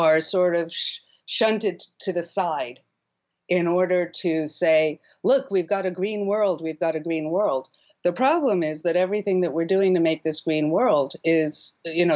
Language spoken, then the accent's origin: English; Ethiopia; also born or lived in Barbuda; I was born in Ethiopia. My father's Ethiopian.